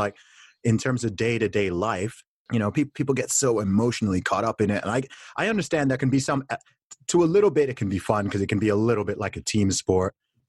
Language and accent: English; Saudi Arabia; I'm a Christian. I always have been. I grew up in Saudi Arabia, surrounded by Muslims.